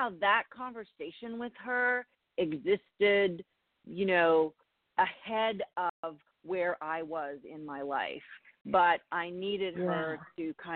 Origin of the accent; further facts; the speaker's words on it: Canada; moved away as an adult; also born or lived in Toronto; now in New York, United States; I'm Canadian, and I grew up in Canada